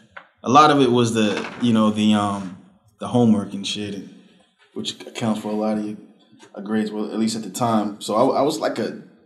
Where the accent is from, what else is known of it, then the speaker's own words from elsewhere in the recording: Boston, Massachusetts, United States; also born or lived in Selma, Alabama; that's where I was born. And I lived in Southern Alabama until I was about in grade school. And then I moved here to the miserable neighborhood of Roxbury when I was five during the Reagan administration.